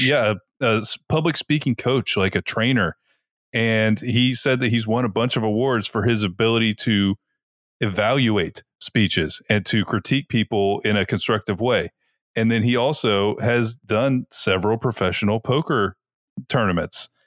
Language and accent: English; Tampa, Florida, United States; we're from Tampa